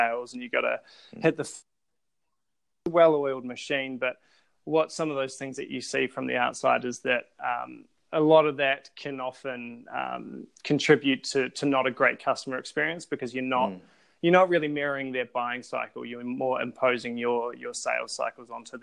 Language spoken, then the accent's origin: English; Christchurch, Canterbury, New Zealand; I'm from Christchurch, New Zealand. I was born and bred there.